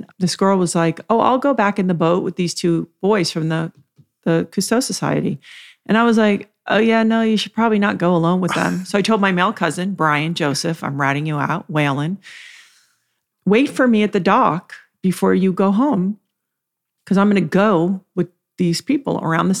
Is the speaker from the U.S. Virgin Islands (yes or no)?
yes; U.S. Virgin Islands; also born or lived in Virgin Gorda; When I was a teenager, I grew up in the Virgin Islands mm-hmm. mostly, and I spent a lot of time in Virgin Gorda.